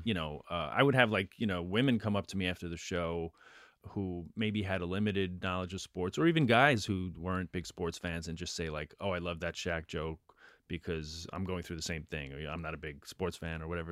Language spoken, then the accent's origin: English; New York City, New York, United States; I grew up in Queens